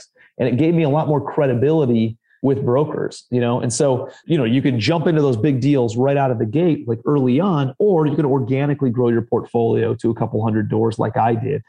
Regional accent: Ohio, United States; moved away as an adult; also born or lived in New York City; now in Charleston, United States; I'm from Ohio originally

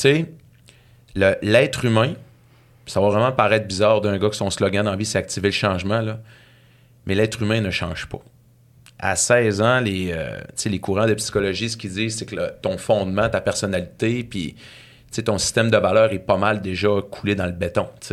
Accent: Saguenay, Quebec, Canada; now in Saint-Lazare, Canada; je viens du Saguenay, euh, d'une petite ville à côté de Chicoutimi qui s'appelle Ville-de-l'Abbé

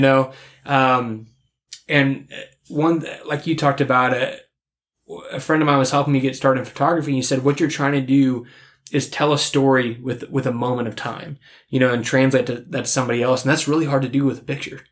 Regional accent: Kansas, United States; kill one in my home state

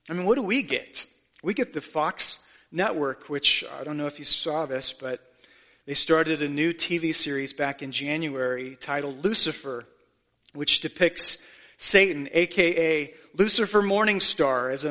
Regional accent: Haiti; when they find out I'm from Haiti, do you know what they want to talk about?

